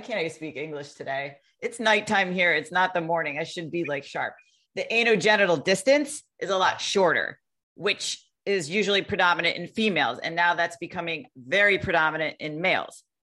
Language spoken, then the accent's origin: English; Connecticut, United States; the place I grew up in the United States in Connecticut, we had nine golf clubs in my town